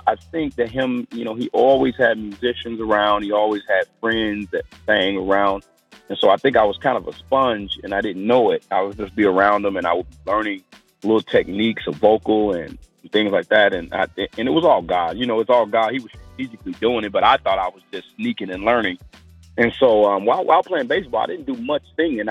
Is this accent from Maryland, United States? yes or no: no; Maywood, Illinois, United States; also born or lived in Mount Carmel, Illinois; I'm actually from Maywood, Illinois. It's west side suburb of Chicago, Illinois.